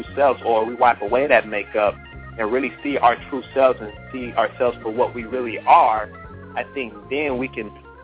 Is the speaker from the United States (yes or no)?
yes; Los Angeles, California, United States; moved away as an adult; also born or lived in Miami, Florida; now in Atlanta, United States; Well, I was born and raised in Los Angeles, California. I'm a West Side guy.